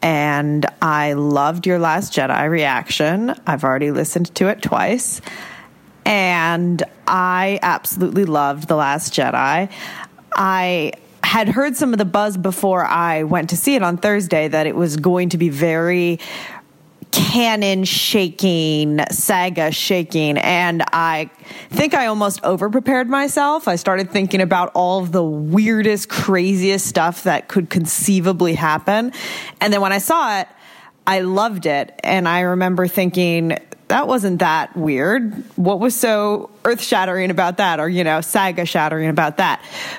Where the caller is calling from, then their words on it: Boston, Massachusetts, United States; I am calling from Boston, Massachusetts.